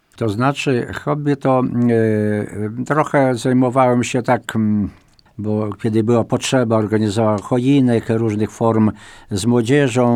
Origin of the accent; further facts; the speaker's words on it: Wajków, Podlaskie Voivodeship, Poland; W Mielniku nad Bugiem, a moja rodzinna wieś, Wajków